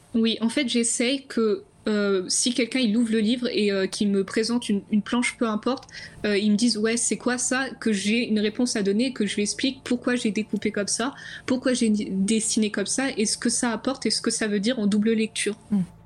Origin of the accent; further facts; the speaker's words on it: Champagne-Ardenne, Grand Est, France; moved away as an adult; also born or lived in Dunkerque; now in Angoulême, France; je viens de la Champagne-Ardenne